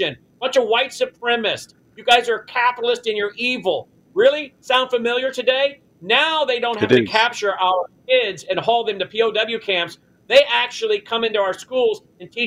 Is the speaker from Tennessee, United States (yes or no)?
yes; Tennessee, United States; my home state of Tennessee